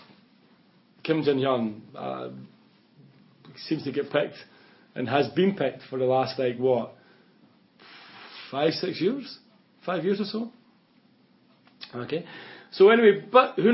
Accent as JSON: {"language": "English", "region": "Scotland", "country": "United Kingdom", "moved": "yes", "said": "I do believe I'm Scottish"}